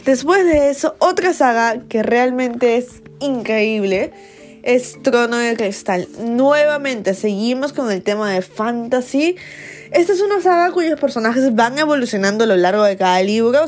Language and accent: Spanish; Peru; soy una booktuber peruana